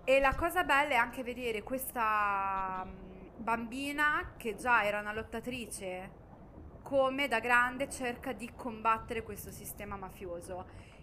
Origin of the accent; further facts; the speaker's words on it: Southern Italy, Italy; lo dico da terrona